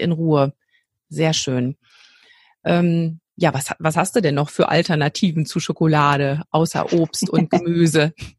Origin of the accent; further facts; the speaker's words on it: North Rhine-Westphalia, Germany; hier bei uns in NRW